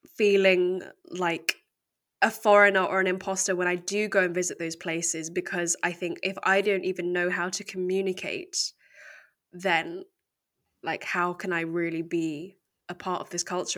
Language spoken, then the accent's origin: English; United Kingdom; accent: very English; I was born here in the U K, and I've always lived here